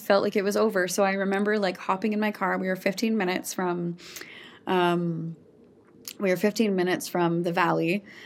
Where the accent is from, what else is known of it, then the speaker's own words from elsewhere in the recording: Saskatchewan, Canada; I am born and raised in Saskatchewan